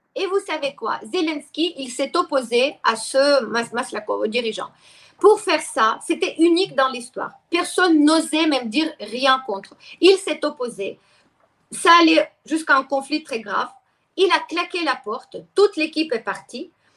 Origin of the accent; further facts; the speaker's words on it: Ukraine; first language Russian; French is a second language; moved away as an adult; also born or lived in Lyon, France; now in France; j'étais ukrainienne, mais je parlais russe. Je suis russophone toujours, c'est ma langue maternelle